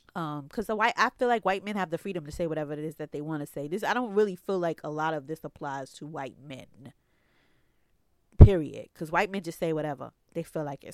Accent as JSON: {"language": "English", "town": "New York City", "region": "New York", "country": "United States", "tie": "born or raised there", "said": "growing up in Bed Stuy, Brooklyn"}